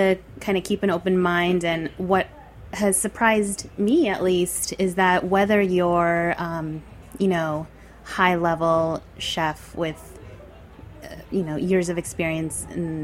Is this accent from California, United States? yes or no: no; New York City, New York, United States; I grew up right here in New York City